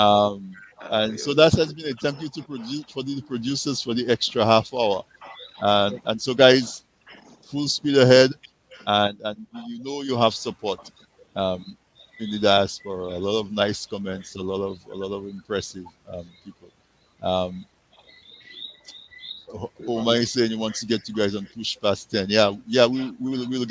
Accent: Castle Bruce, Saint David Parish, Dominica; I'm from Castle Bruce

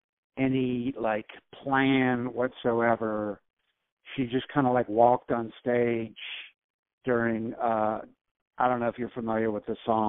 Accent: Winston-Salem, North Carolina, United States; moved away as an adult; also born or lived in New York City / Nashville / Cleveland; now in Chapel Hill, United States; I grew up in Winston-Salem, North Carolina. I was born and raised there.

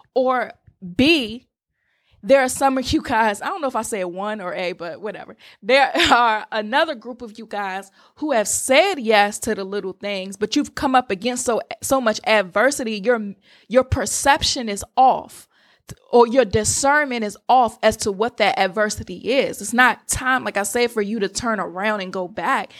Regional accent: Washington, District of Columbia, United States; I'm from the Washington, D C area

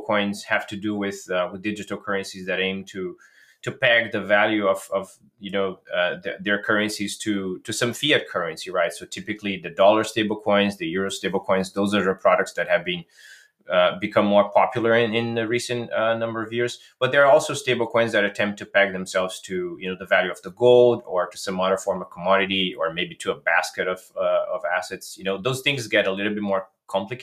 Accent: Brazil; I'm originally from Brazil

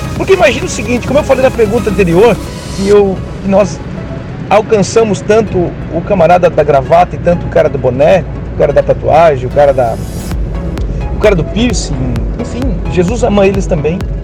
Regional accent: Criciúma, Santa Catarina, Brazil; Nós somos aqui de Criciúma, Santa Catarina.

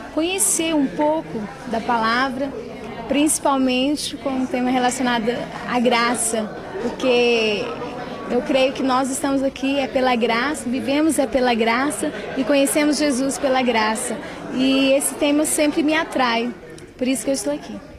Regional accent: Anápolis, Goiás, Brazil; sou de Anápolis

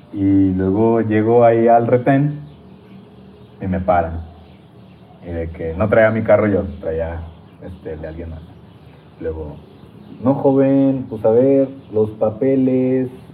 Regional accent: Torreón, Coahuila, Mexico; yo soy de Torreón

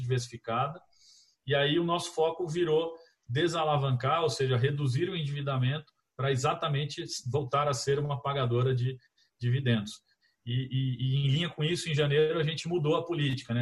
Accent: Campinas, São Paulo, Brazil; sou de Campinas

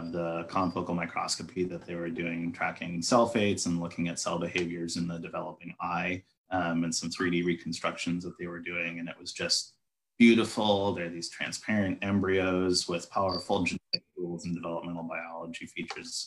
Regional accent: Minnesota, United States; moved away as an adult; also born or lived in Salt Lake City, Utah; I grew up in Minnesota

